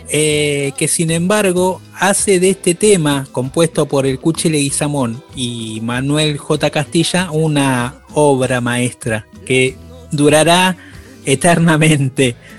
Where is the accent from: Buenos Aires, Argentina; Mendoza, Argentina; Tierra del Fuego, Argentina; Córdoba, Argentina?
Buenos Aires, Argentina; soy hijo de salteños, nací en Buenos Aires, pero soy hijo de, de salteños, toda mi familia es salteña